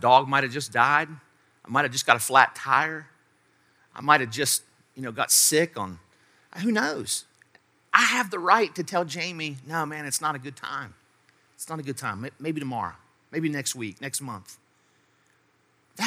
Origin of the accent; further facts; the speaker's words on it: Charleston, United States; I moved back here to Charleston, my hometown, my home state